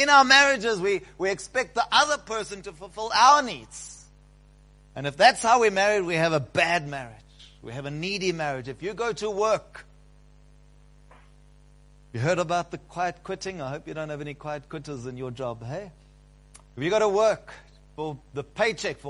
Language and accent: English; South Africa; We, South Africans